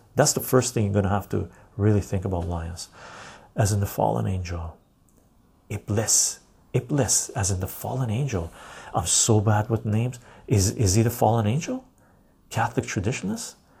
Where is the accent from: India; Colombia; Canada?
Canada; West Coast Canada; I live in Canada. Um, West Coast Canadian.